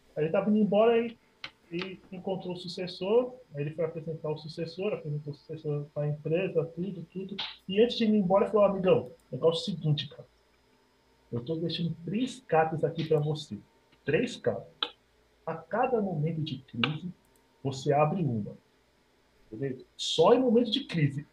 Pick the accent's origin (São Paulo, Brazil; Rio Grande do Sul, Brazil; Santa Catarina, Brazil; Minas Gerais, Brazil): Minas Gerais, Brazil; born or raised there